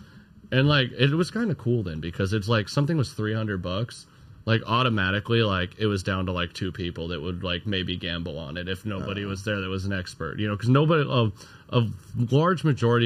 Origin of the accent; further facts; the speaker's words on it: Arizona, United States; now in Southern California, United States; I'm originally from Arizona